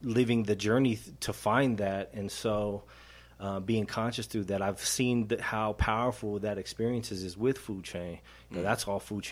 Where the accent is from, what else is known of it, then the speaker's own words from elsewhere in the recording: Denver, Colorado, United States; I grew up in Montbello, so I'm good friends with Interstate